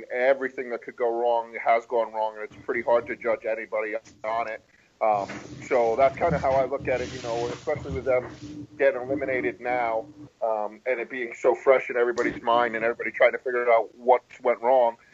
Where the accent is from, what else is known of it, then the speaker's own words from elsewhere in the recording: New England, United States; now in New Jersey, United States; I live in Jersey now, but I grew up in New England, and I'm a huge Patriot fan